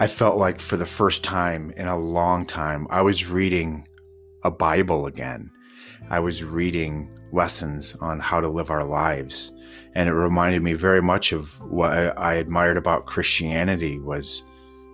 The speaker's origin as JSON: {"language": "English", "region": "Indiana", "country": "United States", "tie": "born or raised there", "moved": "as an adult", "lives_now": "Yellowstone, United States", "said": "growing up in Indiana"}